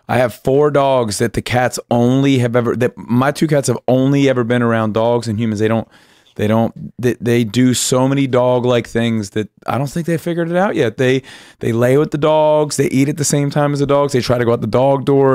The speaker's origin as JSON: {"language": "English", "region": "Pennsylvania", "country": "United States", "tie": "born or raised there", "said": "I grew up in Pennsylvania"}